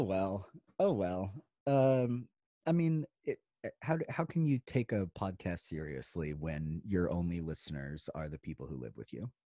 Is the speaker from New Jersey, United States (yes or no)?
no; Idaho, United States; moved away; also born or lived in Virginia; I grew up in Idaho